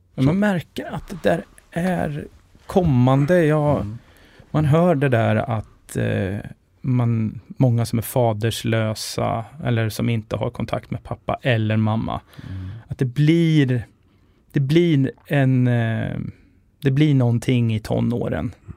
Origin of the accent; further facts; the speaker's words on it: Linköping, Östergötland, Sweden; now in Stockholm, Sweden; Jag är ju från Linköping